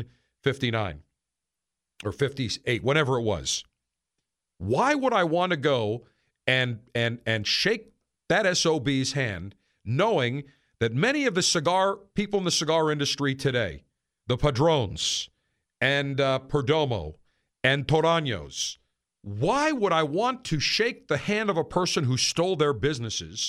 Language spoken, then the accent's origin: English; Buffalo, New York, United States; moved away; also born or lived in Syracuse; growing up in Buffalo, being a student at Syracuse University